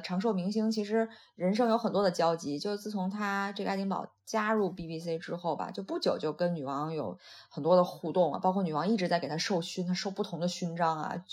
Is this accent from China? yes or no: yes; Shandong, China; moved away; 我是山东的，那我们那个其实很早以前就是每年有多少多少禁鱼期